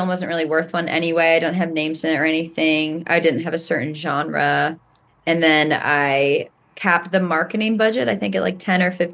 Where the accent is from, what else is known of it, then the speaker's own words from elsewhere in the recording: New York, United States; I'm a New Yorker